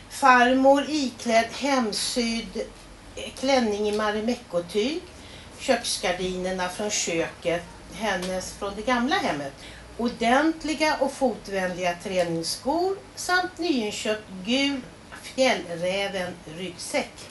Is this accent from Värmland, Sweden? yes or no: yes; Karlstad, Värmland, Sweden; Men jag växte upp i Karlstad